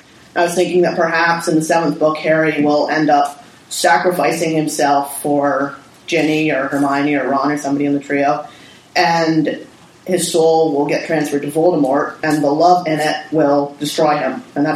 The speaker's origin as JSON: {"language": "English", "country": "Canada", "said": "from Canada."}